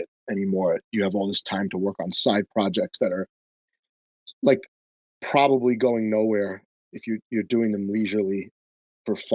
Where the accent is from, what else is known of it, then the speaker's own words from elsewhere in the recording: United States; I'm an American